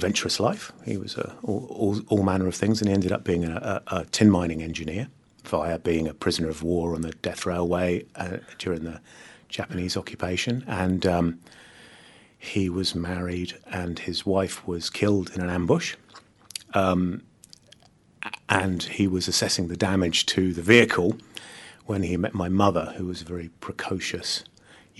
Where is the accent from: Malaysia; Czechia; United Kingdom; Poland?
Malaysia; Kuala Lumpur; I was born in Malaysia, in Kuala Lumpur, or just outside of Kuala Lumpur